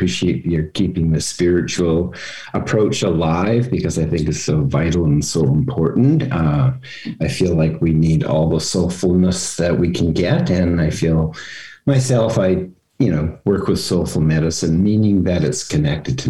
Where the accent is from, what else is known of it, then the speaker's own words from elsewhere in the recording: Vancouver, British Columbia, Canada; I grew up in Vancouver in the 60s.